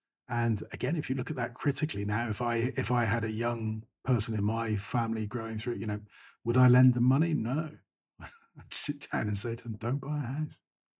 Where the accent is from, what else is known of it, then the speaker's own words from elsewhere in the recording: United Kingdom; Again, the UK, I grew up in Thatcher's Britain. So the target in life was to buy a house, own your own property.